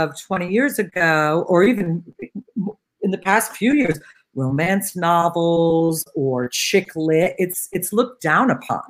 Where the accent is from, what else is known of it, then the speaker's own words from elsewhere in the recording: Cincinnati, Ohio, United States; when I grew up in Cincinnati